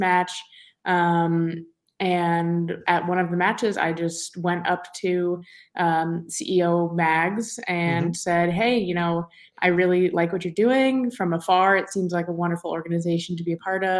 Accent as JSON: {"language": "English", "town": "New York City", "region": "New York", "country": "United States", "tie": "born or raised there", "also_born_or_lived": "Boston", "moved": "as an adult", "said": "I'm from New York, New York, right in Manhattan"}